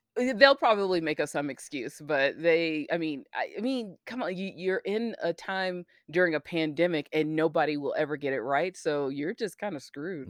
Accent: United States; as an American

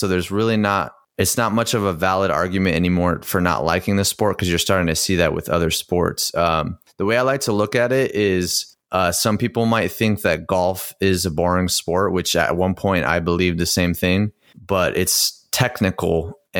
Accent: United States; talking to people and growing up in the United States

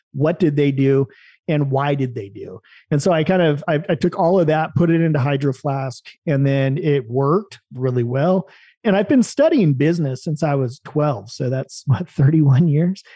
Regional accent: Salem, Oregon, United States; moved away as an adult; also born or lived in U.S. Virgin Islands / Oahu, Hawaii; I was born in Salem, Oregon

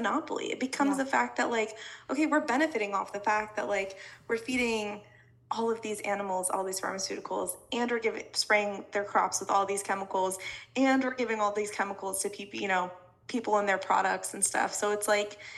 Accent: Colorado, United States; I grew up in Colorado, like, surrounded by cornfields

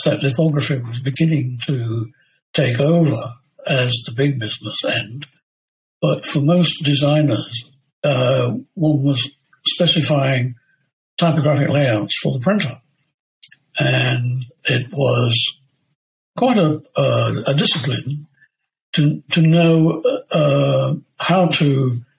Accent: Leicester, East Midlands, United Kingdom; Leicester, my hometown

